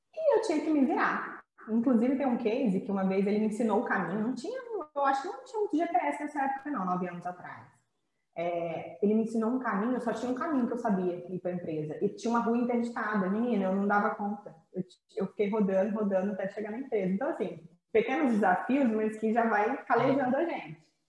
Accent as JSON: {"language": "Portuguese", "town": "Campos dos Goytacazes", "region": "Rio de Janeiro", "country": "Brazil", "also_born_or_lived": "Canada / Goiás / São Paulo", "moved": "as an adult", "said": "eu sou do interior do Rio, sou de Campos dos Goitacazes"}